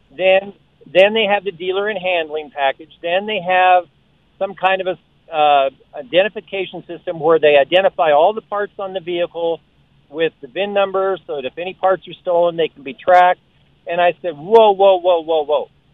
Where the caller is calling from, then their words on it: Colorado, United States; I was calling from Colorado